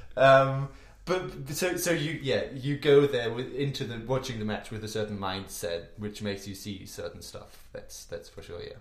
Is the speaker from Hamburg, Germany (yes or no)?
yes; Hamburg, Germany; actually played for my hometown club, ah. Hamburg